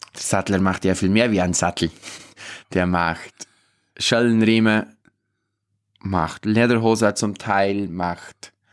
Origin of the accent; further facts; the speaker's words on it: Obermaiselstein, Bavaria, Germany; bei uns in Obermeiselstein, wir haben da vor der Haustüre den Hirschsprung.